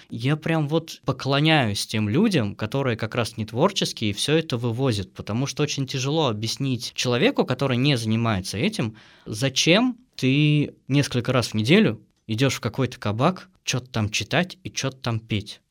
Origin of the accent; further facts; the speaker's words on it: Michurinsk, Tambov Oblast, Russia; now in Saint Petersburg, Russia; Мичуринск – это маленький город в Тамбовской области.